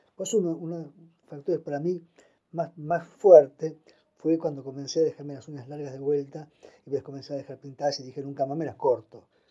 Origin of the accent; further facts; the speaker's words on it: Posadas, Misiones, Argentina; moved away; also born or lived in Buenos Aires; Nací en Posadas en 1954.